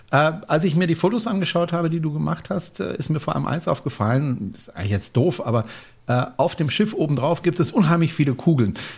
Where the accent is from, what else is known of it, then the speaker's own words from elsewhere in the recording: France; Na gut, wenn ich als Franzose es nicht kann